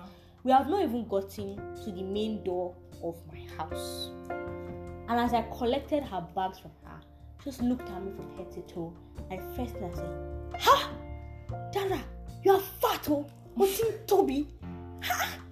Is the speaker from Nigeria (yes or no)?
yes; Nigeria; I am Nigerian. I am African.